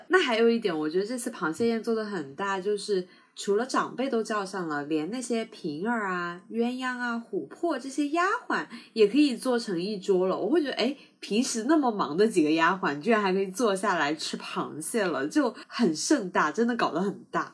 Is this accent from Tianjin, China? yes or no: no; Sichuan, China; now in South China; 我是四川人嘛，所以我从小不怎么吃海鲜